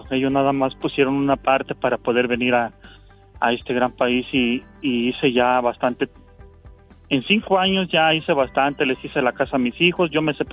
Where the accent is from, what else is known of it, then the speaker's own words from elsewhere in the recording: Aguascalientes, Mexico; Mira, Diva, yo soy originario de Aguascalientes, ¿verdad?